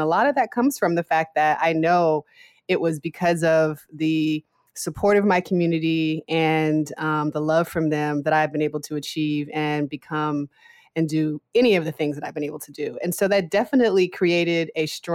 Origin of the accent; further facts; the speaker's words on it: Seattle, Washington, United States; I'm originally from Seattle, Washington.